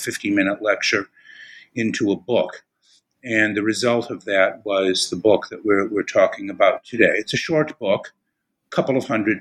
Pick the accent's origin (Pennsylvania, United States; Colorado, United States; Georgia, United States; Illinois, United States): Illinois, United States; Chicago; moved away as an adult; also born or lived in Austin, Texas / New Haven, Connecticut; I'm originally from Chicago.